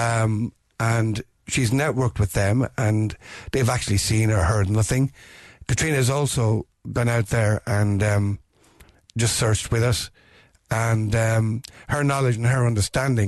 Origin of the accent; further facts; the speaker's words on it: County Meath, Ireland; moved away as an adult; now in Dublin, Ireland; I'm originally from County Meath, but I've been living in Dublin for the last 50 years